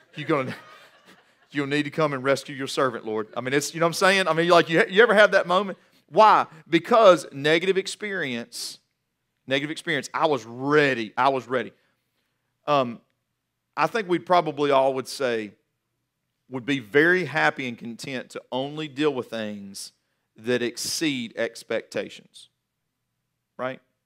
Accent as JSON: {"language": "English", "area": "Guilford County", "region": "North Carolina", "country": "United States", "tie": "born or raised there", "also_born_or_lived": "Johnson City, Tennessee", "said": "I was born in Johnson City, Tennessee, raised mainly in Guilford County"}